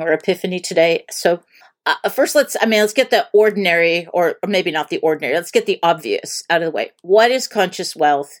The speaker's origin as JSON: {"language": "English", "town": "Erie", "region": "Pennsylvania", "country": "United States", "tie": "born or raised there", "said": "I grew up in Erie, Pennsylvania"}